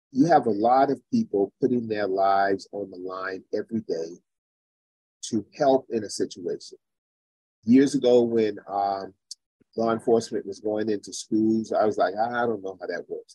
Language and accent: English; Charleston, South Carolina, United States; my hometown in Charleston, South Carolina